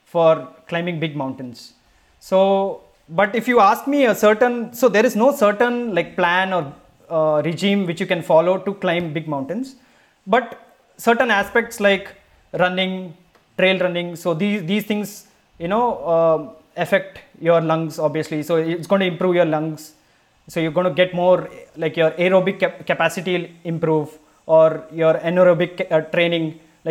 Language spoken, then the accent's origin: English; Mangalore, Karnataka, India; I'm from the seas. I'm from Mangalore.